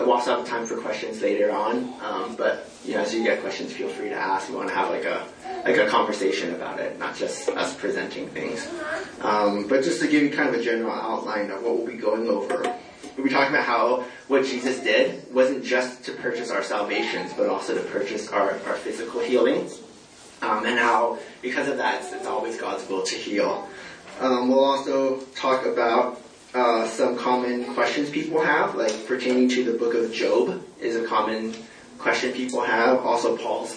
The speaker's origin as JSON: {"language": "English", "region": "California", "country": "United States", "also_born_or_lived": "Latvia / Texas", "moved": "as an adult", "said": "I'm originally from California. Went to school there and everything"}